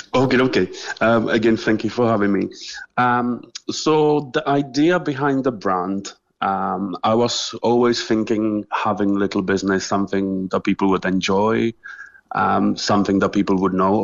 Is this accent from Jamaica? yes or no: no; Czechia; moved away as an adult; also born or lived in England; now in Cork, Ireland; I'm originally from Czech Republic, um, so I was living just normal childhood really. Uh, before in 2012, I moved to England.